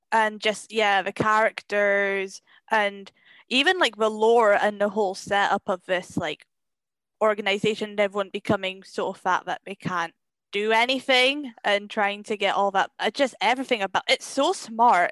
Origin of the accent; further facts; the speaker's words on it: Scotland, United Kingdom; I am Scottish. I am a Scottish person